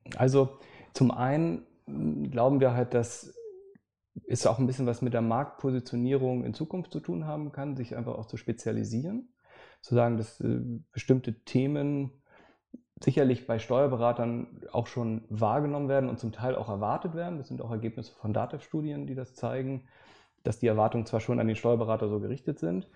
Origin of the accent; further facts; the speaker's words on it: Hamburg, Germany; Ich äh, bin gebürtiger Hamburger, insofern uns trennen nur ein paar Kilometer hier in der Stadt